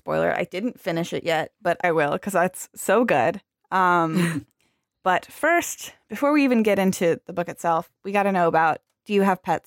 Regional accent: Arizona, United States; I'm from Arizona. I've only seen the desert.

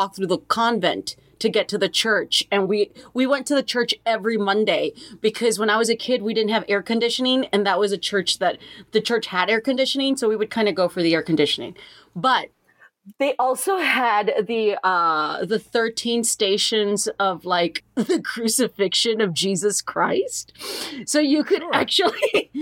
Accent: San Juan, Texas, United States; my hometown in South Texas, San Juan, Texas

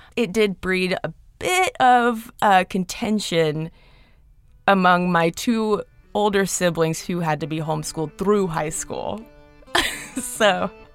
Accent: Athens, Georgia, United States; also born or lived in Atlanta, Georgia; I grew up in Athens, Georgia

